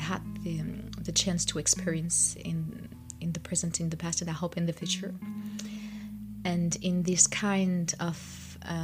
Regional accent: France; I'm from France. I was born and raised in France, but my parents are from Algeria

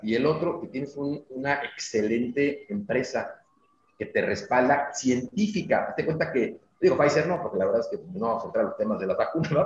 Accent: Mexico City, Mexico; moved away as an adult; now in Mérida, Mexico; nací en la Ciudad de México, y nos venimos a vivir a Mérida hace, eh, dos años

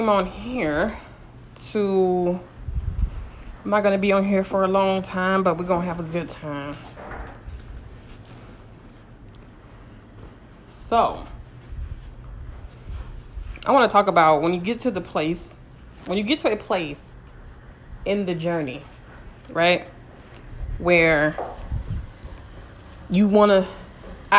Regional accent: California, United States; I'm from California

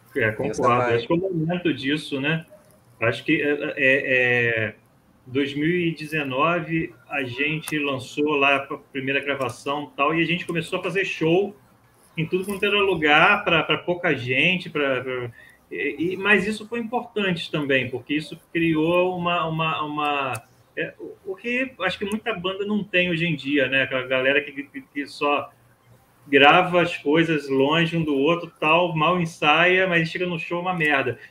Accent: Nova Friburgo, Rio de Janeiro, Brazil; moved away as an adult; now in Rio de Janeiro, Brazil; eu sou de Friburgo

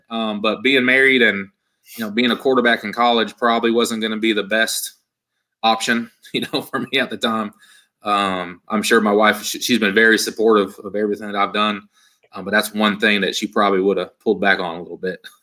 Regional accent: Yuba City, California, United States; moved away as an adult; also born or lived in North Carolina; in a place called Yuba City, Marysville area. Um, small towns. Um, so you know, grew up there

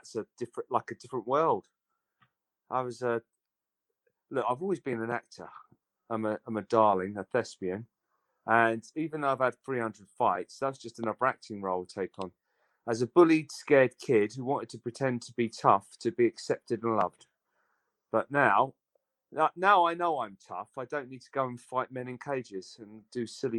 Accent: Aldershot, South East England, United Kingdom; now in London, United Kingdom; I'm a Londoner now, but born and bred in Aldershot

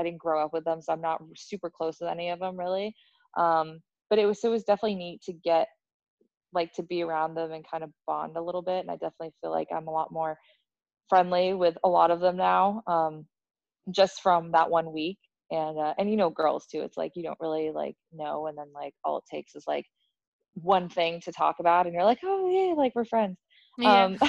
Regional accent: United States; I'm American

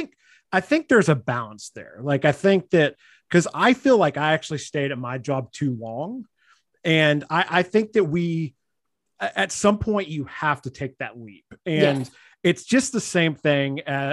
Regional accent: Mississippi, United States; I moved here from Mississippi.

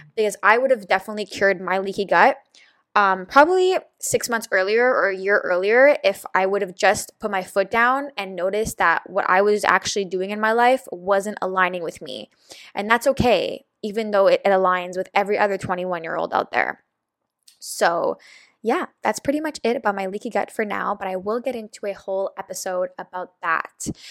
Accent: Montreal, Quebec, Canada; I am from Montreal, Canada, which is in Quebec

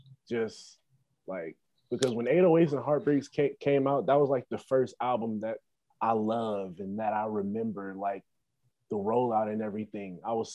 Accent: Cincinnati, Ohio, United States; I'm from Cincinnati, Ohio.

